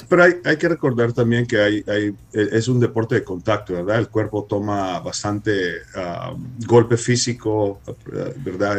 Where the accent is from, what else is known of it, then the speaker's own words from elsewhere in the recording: Los Angeles, California, United States; creciendo aquí en Los Ángeles, mis padres siendo salvadoreños